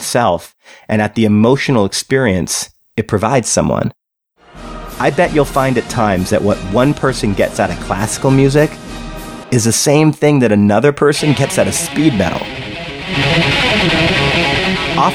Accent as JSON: {"language": "English", "country": "Canada", "tie": "born or raised there", "said": "I was born in Canada"}